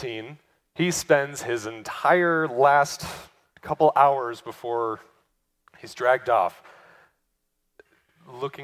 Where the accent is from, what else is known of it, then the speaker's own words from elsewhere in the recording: United States; as American Christians